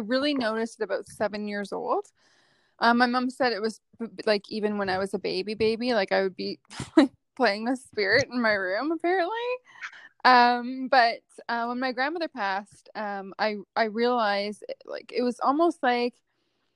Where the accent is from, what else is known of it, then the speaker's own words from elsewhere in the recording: Ottawa, Ontario, Canada; I grew up in Ottawa